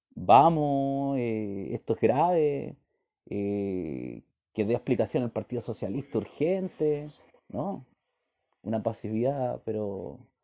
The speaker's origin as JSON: {"language": "Spanish", "country": "Chile", "said": "soy simplemente un chileno más"}